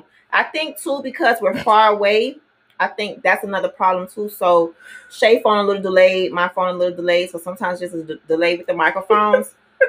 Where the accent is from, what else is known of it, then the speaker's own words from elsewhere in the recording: Miami, Florida, United States; I'm from Miami.